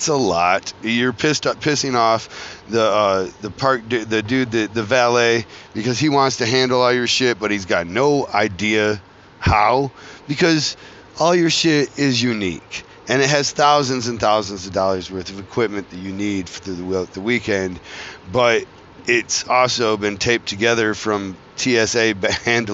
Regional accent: Flint, Michigan, United States; I come from Flint, Michigan

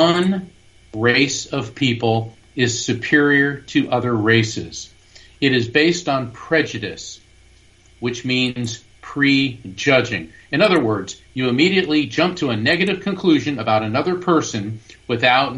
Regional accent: Florida, United States; also born or lived in New Jersey / Orlando; we moved to Florida because he needed to be near the Space Center. And when I was 8 years old, we moved from Orlando to a sleepy seaside beach town on the barrier island of East Coast Central Florida.

